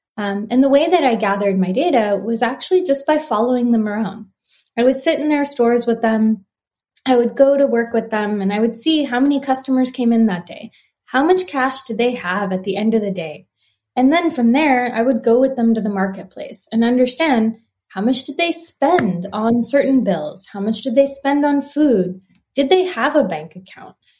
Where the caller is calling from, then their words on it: Santa Monica, California, United States; I'm calling in from Santa Monica, California